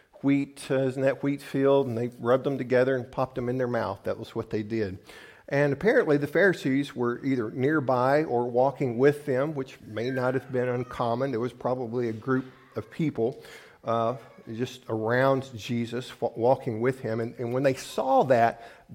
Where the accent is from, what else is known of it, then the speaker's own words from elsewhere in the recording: the South, United States; now in Midwest, United States; I grew up in the South where we had lots of blue laws